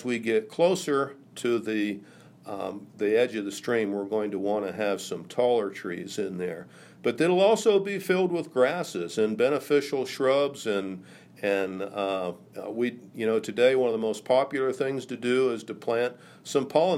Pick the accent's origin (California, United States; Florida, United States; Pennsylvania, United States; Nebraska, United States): Pennsylvania, United States; Carlisle; my hometown of Carlisle